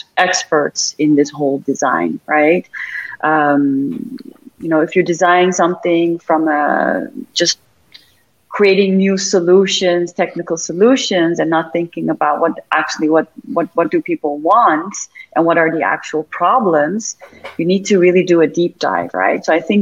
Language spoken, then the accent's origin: English; Amsterdam, North Holland, Netherlands; English is a second language; now in Dubai, United Arab Emirates; I keep talking about Dubai, even though I'm from Amsterdam